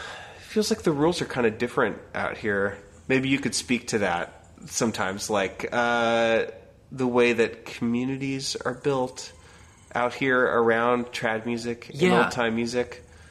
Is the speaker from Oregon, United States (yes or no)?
yes; Portland, Oregon, United States; moved away as an adult; also born or lived in Philadelphia, Pennsylvania; now in Portland, United States; I grew up in Oregon, in the Portland area, and then moved to Philly for like 8 years.